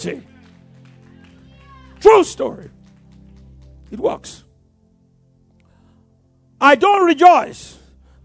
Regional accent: Yorubaland, Nigeria; I grew up in Yoruba land. We are wonderful people

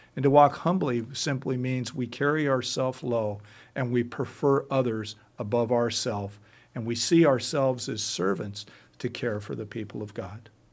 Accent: United States; as an American

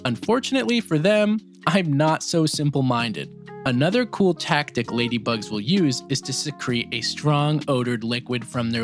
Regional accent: United States; I was also taught as an American

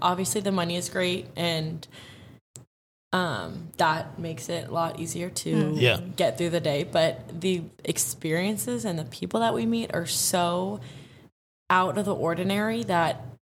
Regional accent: Seattle, Washington, United States; now in Scottsdale, United States; I am from Seattle

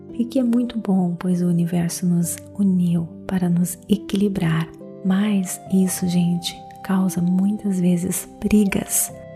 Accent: Brazil; Eu sou brasileira

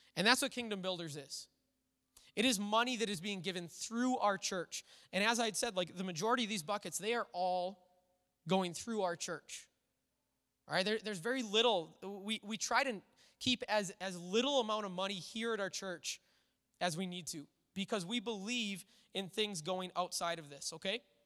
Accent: United States; as an American church

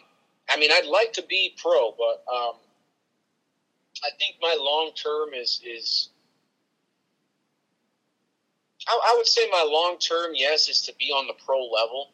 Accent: Puerto Rico; I'm from Puerto Rico, so we wear a lot of sandals, chanclas.

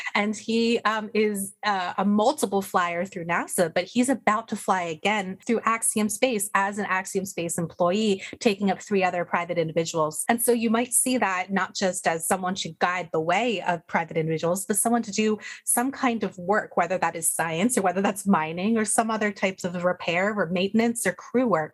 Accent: United States; I'm American

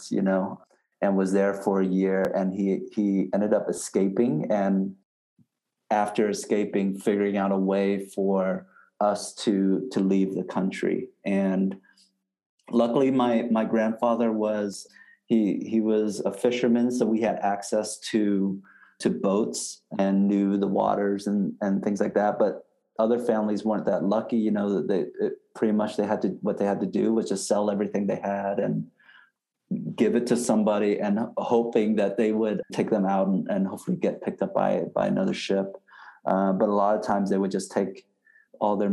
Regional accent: Vietnam; moved away; I was born in Vietnam

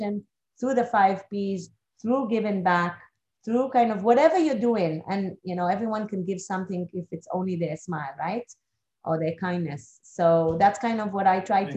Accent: Israel; moved away; also born or lived in Geneva / Moscow / Singapore; I come originally from Israel

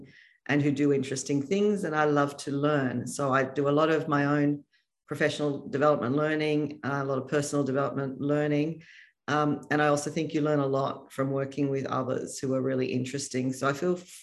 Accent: Sydney, New South Wales, Australia; I grew up in Sydney

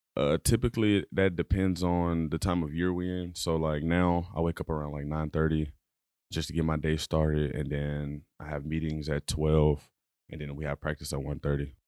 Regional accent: Dallas, Texas, United States; moved away; I'm from Dallas, Texas, uh, born and raised.

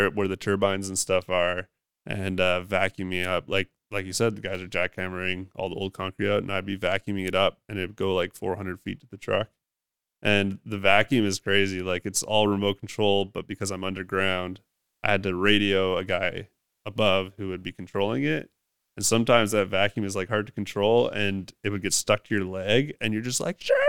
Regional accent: Haida Gwaii, British Columbia, Canada; now in Vancouver, Canada; growing up on Haida Gwaii and doing forestry

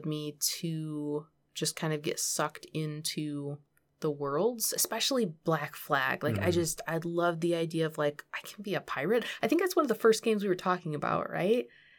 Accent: Michigan, United States; And so, I grew up in Michigan.

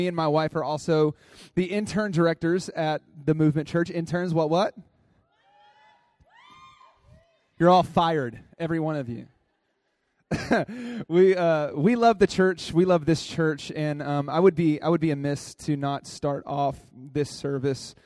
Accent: Dallas, Texas, United States; accent: drawl; moved away; I come from Dallas, Texas. I have a little bit of drawl in my voice. I'm a country boy

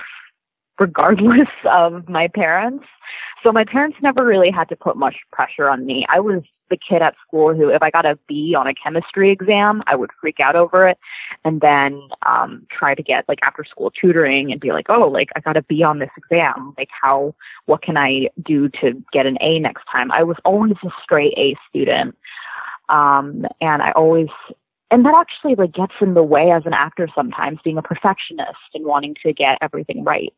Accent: North Chesterfield, Virginia, United States; I grew up in North Chesterfield, Virginia

